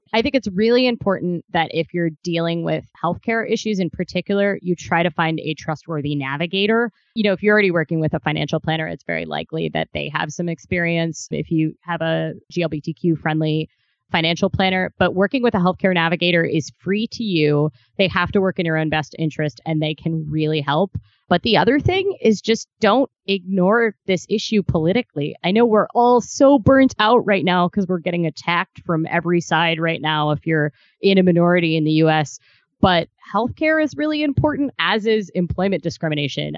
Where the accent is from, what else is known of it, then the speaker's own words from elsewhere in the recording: Ohio, United States; moved away; also born or lived in Kentucky; I'm from Ohio originally